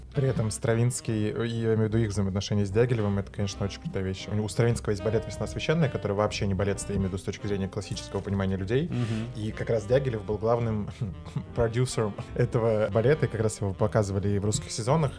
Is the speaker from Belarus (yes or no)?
no; Moscow, Russia; Я москвич, я родился в Москве, вырос в Москве